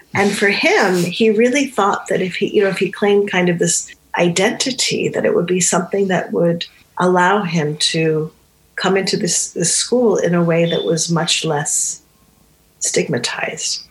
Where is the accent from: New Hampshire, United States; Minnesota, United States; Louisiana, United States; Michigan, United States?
New Hampshire, United States; first language Romani; I grew up in New Hampshire, which is in the northeast of the United States in New England.